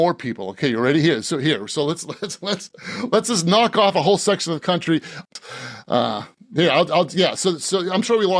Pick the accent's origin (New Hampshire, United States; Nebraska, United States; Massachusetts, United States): Massachusetts, United States; Boston; born there; Yeah, I purposely don't talk like this, even though I was born here in Boston.